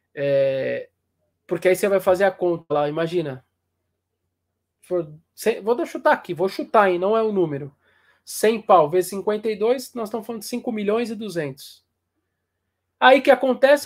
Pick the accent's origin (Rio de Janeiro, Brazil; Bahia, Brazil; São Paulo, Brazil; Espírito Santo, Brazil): São Paulo, Brazil; Eu, eu sou da Zona Norte de São Paulo, aqui do Tucuruvi